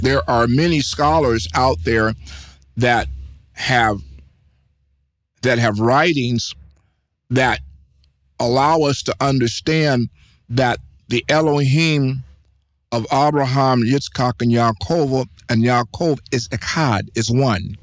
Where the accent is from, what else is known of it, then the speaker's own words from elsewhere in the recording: United States; I am a American. My ethnicity is American.